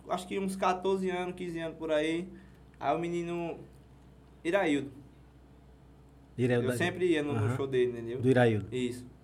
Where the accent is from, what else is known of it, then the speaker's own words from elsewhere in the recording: Delmiro Gouveia, Alagoas, Brazil; Sou é daqui de Delmiro.